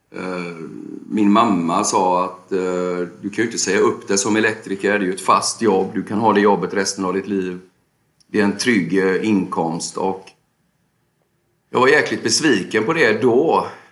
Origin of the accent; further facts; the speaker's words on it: Gothenburg, Västra Götaland, Sweden; jag växte upp i Biskopsgården. Flyttade sen till Länsmansgården, sen till Hisings Backa